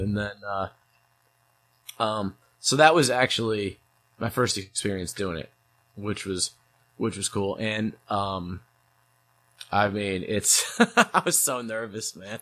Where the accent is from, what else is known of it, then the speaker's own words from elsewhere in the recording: St. Louis, Missouri, United States; also born or lived in New York; when I was a kid, we moved from New York to Saint Louis